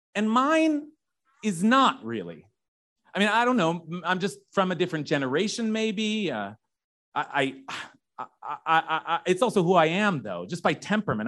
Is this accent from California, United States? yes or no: yes; California, United States; I'm Californian